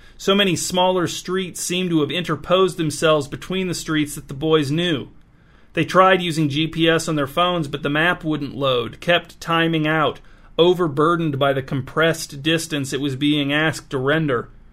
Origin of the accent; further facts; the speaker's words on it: North Webster, Indiana, United States; North Webster, Indiana, which is my hometown.